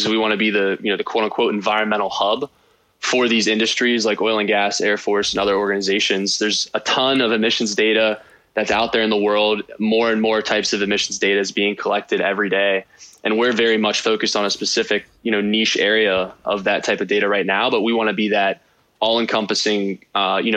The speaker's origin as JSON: {"language": "English", "town": "Weirton", "region": "West Virginia", "country": "United States", "tie": "born or raised there", "also_born_or_lived": "Morgantown, West Virginia", "said": "I grew up in Weirton, West Virginia."}